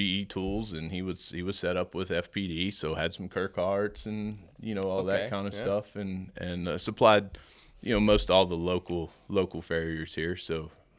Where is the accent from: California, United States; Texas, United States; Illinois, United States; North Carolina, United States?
Texas, United States; Amarillo; Grew up about 10 miles from right here.